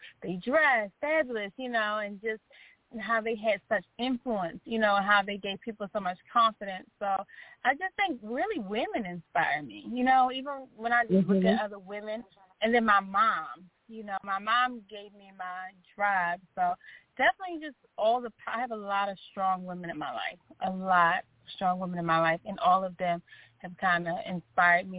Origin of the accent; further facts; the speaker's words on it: Baltimore, Maryland, United States; I grew up in Baltimore, Maryland